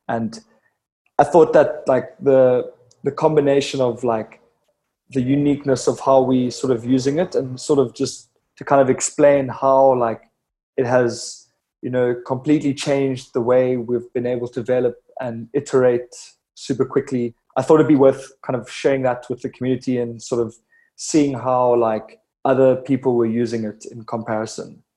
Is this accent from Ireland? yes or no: no; Cape Town, Western Cape, South Africa; born and raised Cape Town, South Africa